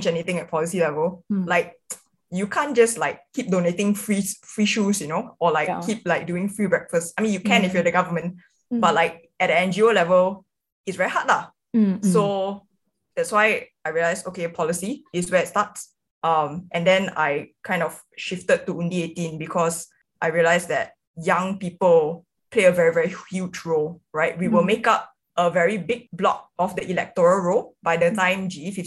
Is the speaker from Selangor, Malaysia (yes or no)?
yes; Selangor, Malaysia; I grew up in Selangor